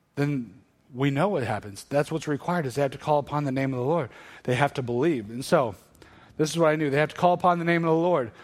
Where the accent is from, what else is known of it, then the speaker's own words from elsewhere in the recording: Northern Iowa, United States; moved away as an adult; also born or lived in Arkansas; I grew up in Northern Iowa, ended up at the University of Arkansas